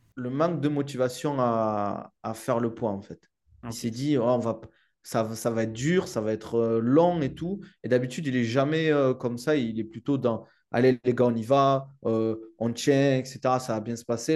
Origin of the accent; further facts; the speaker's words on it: Toulouse, Occitania, France; accent: southern French; now in United Arab Emirates; maintenant je vis aux Émirats, mais c'est vrai que je viens du sud de la France et de Toulouse.